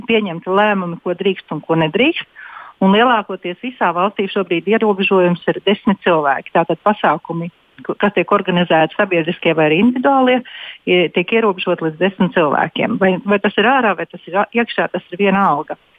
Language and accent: Latvian; Dobele, Dobele Municipality, Latvia; now in Loimaa, Finland; Latvijā es nāku no Dobelas, un es esmu tādā pašā pilsētiņā kā Dobelas, Somijā.